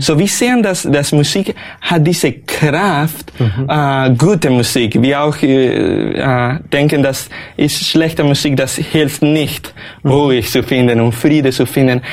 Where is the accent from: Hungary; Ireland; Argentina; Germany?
Argentina; first language Spanish; German is a second language; moved away; also born or lived in Los Angeles, California, United States / Austria; ich bin geboren in Amerika, Kalifornien, in Los Angeles, Los Angeles. Aber wenn ich war zwei Jahre alt, äh, meine Familie zog meine Familie nach Argentinien. Mhm. Ähm, so ich habe für Muttersprache Spanisch